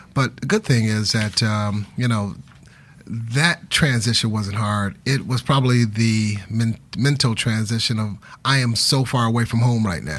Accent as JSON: {"language": "English", "town": "Detroit", "region": "Michigan", "country": "United States", "tie": "born or raised there", "said": "growing up in Detroit"}